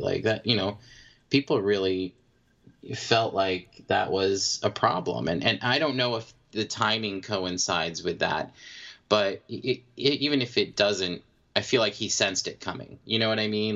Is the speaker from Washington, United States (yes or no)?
no; Maine, United States; I'm from Maine.